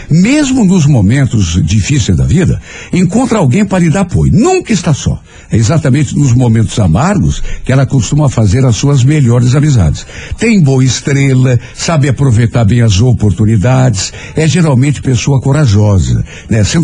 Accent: Telêmaco Borba, Paraná, Brazil; Sou de Telêmaco Borba e meu irmão tinha feito isso. Vendeu a casa e voltou para lá.

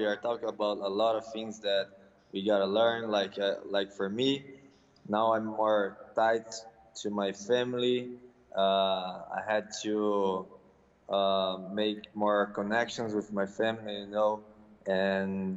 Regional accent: Campinas, São Paulo, Brazil; English is a second language; also born or lived in California; now in São Paulo, Brazil; now I'm in my hometown with in my mother's house.

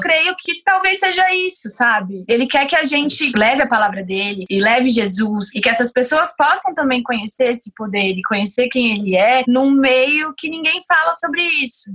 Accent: Brasília, Federal District, Brazil; moved away as an adult; also born or lived in Tokyo; now in São Paulo, Brazil; Com dezenove anos eu comecei a ser modelo e eu saí sozinha de Brasília pra vir pra São Paulo, comecei a morar aqui sozinha

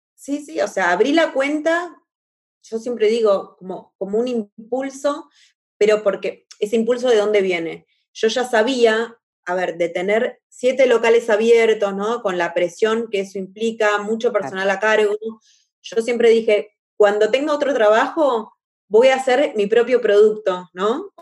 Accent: La Plata, Buenos Aires Province, Argentina; moved away as an adult; now in Rio de Janeiro, Brazil; Soy argentina, platense, 100% platense, de La Plata

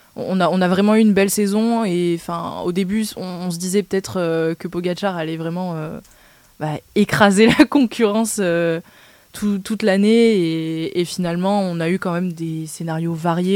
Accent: France; en tant que bon français et supporter du 15 de France

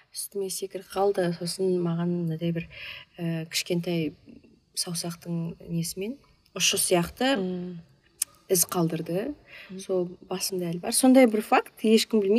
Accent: Pavlodar, Pavlodar Region, Kazakhstan; ә, мен павлодар қаласының тумасымын

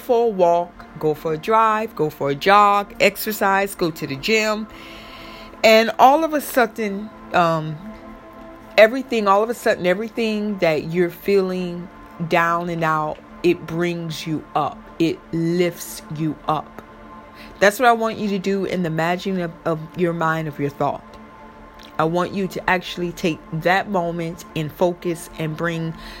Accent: Florida, United States; I'm from Florida

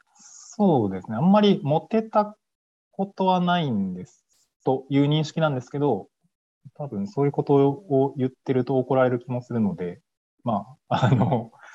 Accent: Kansai, Japan; now in Tokyo, Japan; 出身は関西なんですけど

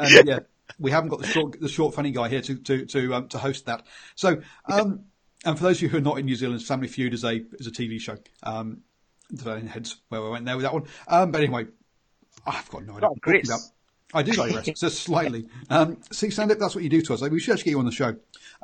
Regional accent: England, United Kingdom; accent: English; If you can't tell by my accent, yes, I'm English

